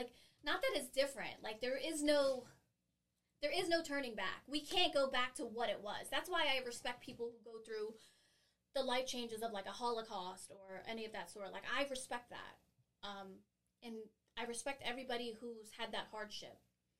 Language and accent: English; Long Beach, California, United States; also born or lived in San Bernardino, United States / Massachusetts, United States / Philadelphia, United States; I was born in San Bernardino, California. Grew up in Long Beach